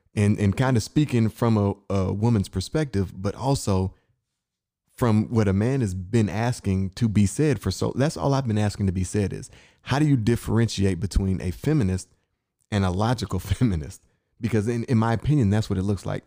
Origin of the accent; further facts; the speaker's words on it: Inkster, Michigan, United States; moved away; I'm from Inkster, Michigan